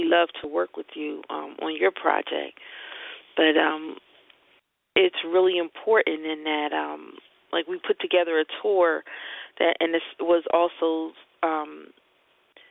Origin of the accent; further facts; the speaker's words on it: Philadelphia, Pennsylvania, United States; We're from Philadelphia